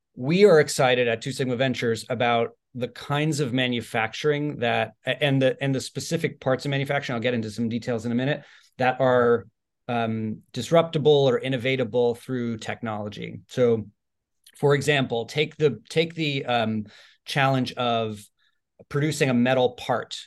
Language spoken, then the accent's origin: English; Bay Area, California, United States; also born or lived in Ireland; I was born in Ireland and I lived there till I was eight, and then I moved to the Bay Area when I was eight.